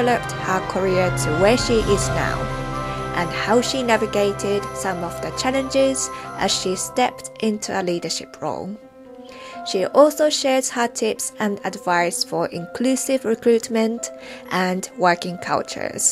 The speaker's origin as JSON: {"language": "English", "country": "Japan", "tie": "born or raised there", "moved": "yes", "said": "I grew up near the sea in Japan"}